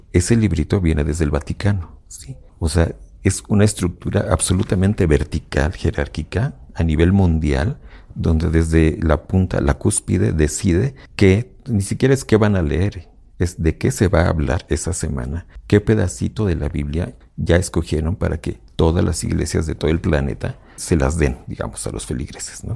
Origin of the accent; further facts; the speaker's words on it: Mexico; Y como mexicanos en general, la mayoría de la población donde yo crecí